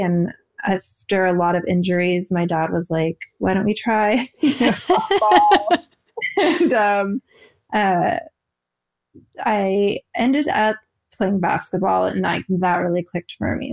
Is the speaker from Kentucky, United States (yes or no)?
no; outside Portland, Oregon, United States; I grew up more of an Oregon girl